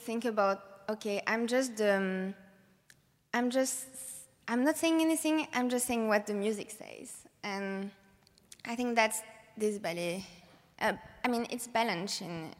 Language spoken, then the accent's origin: English; France; moved away; I'm coming from France